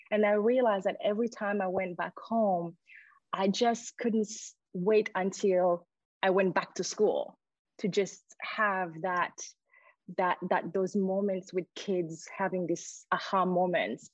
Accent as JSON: {"language": "English", "country": "Burundi", "tie": "born or raised there", "also_born_or_lived": "France / Sweden", "moved": "as an adult", "lives_now": "Australia", "said": "I was born and raised in Burundi, and then I left when I was 18."}